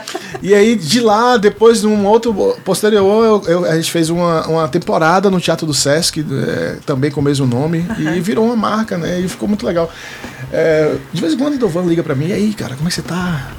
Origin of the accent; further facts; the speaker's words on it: Salvador, Bahia, Brazil; now in Brasília, Brazil; sou nascido e criado em Salvador, Bahia, moro aqui em Brasília há 20 anos né, desde 2004 que eu estou aqui